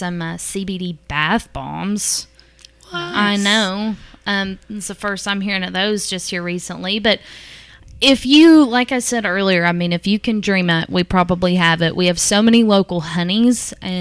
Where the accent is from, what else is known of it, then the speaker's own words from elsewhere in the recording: Mount Sterling, Kentucky, United States; I grew up in Mount Sterling